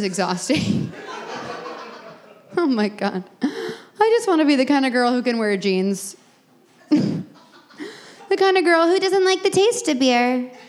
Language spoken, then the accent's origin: English; Texas, United States; now in Brooklyn, United States; No, I say from Texas.